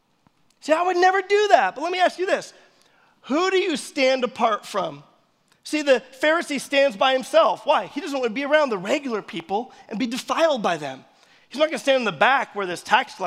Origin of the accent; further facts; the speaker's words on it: United States; we're American.